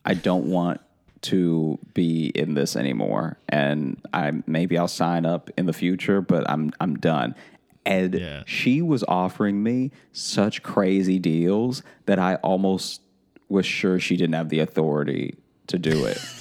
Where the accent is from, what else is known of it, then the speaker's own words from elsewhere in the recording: Louisiana, United States; growing up in Louisiana and being around people with like thick Cajun accents